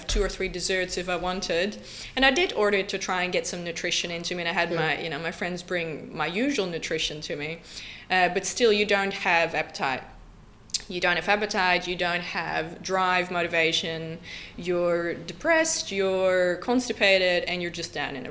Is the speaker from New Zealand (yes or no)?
no; Netherlands; moved away as an adult; I'm originally from the Netherlands and I've moved here about 10 years ago